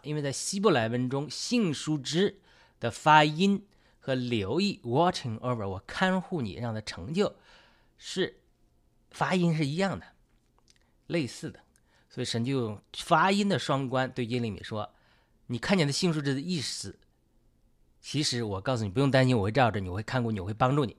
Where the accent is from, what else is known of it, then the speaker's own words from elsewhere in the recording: China; 我们中国人